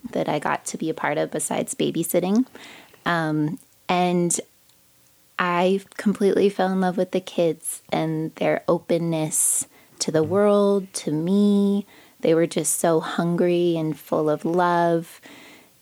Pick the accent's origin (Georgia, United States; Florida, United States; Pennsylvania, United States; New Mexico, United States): New Mexico, United States; Santa Fe; I was born and raised here in Santa Fe, New Mexico